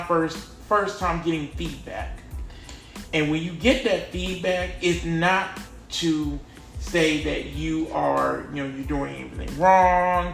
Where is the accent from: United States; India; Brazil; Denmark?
United States; North Carolina; I was born in North Carolina